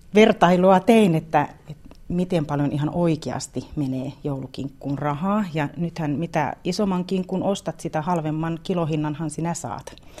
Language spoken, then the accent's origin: Finnish; South Karelia, Finland; meillä Etelä-Karjalassa, tai itse on tottunut syömään rieskat ja ruisleivät joulupöydässä